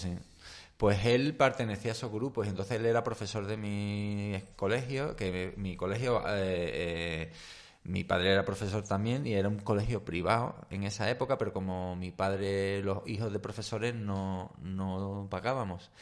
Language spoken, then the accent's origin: Spanish; Seville, Andalusia, Spain; yo hasta los nueve años me crié, desde que nací hasta los nueve años estuve en, Ro Rochalambert